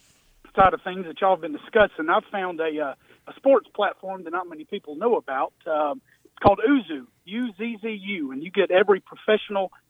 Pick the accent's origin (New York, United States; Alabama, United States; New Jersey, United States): Alabama, United States; I'm originally from Alabama